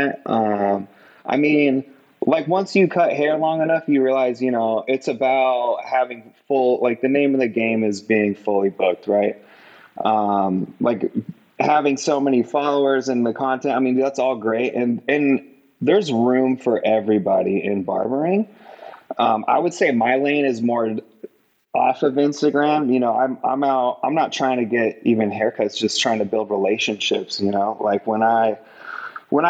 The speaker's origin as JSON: {"language": "English", "town": "Lakewood", "region": "Colorado", "country": "United States", "said": "I'm from Lakewood, Colorado"}